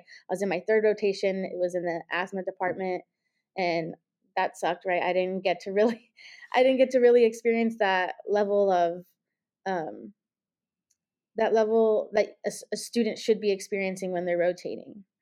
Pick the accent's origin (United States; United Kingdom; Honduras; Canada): United States; Los Angeles, California; moved away as an adult; also born or lived in Ohio; now in Cincinnati, United States; I'm originally from Los Angeles, California